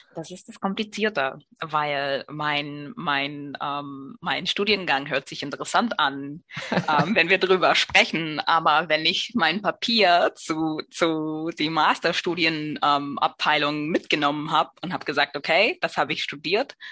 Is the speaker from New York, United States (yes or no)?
yes; New York City, New York, United States; German is a second language; moved away as an adult; now in Germany; ich komme aus Brooklyn, New York